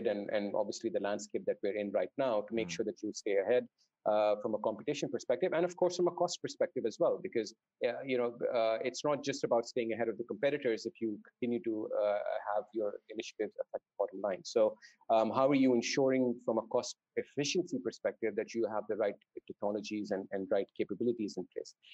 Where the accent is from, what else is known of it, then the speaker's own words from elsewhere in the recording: Dubai, United Arab Emirates; also born or lived in Saudi Arabia; So I grew up in Dubai uh, and Saudi Arabia to a certain extent.